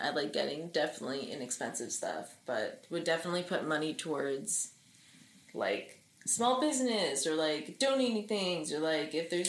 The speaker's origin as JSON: {"language": "English", "region": "New Jersey", "country": "United States", "said": "we said we're from Jersey, so we're near New York City"}